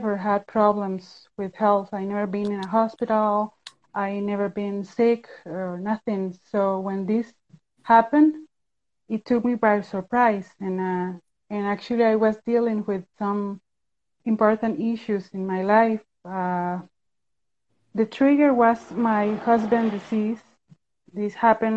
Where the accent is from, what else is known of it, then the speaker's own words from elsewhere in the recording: Costa Rica; I'm from Costa Rica. I'm living in Central America.